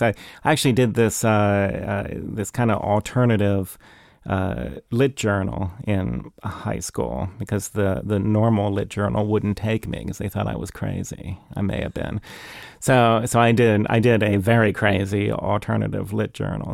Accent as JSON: {"language": "English", "town": "Kensington", "region": "Maryland", "country": "United States", "tie": "born or raised there", "said": "we grew up in Kensington, uh, and we backed up against, uh, Rock Creek Park"}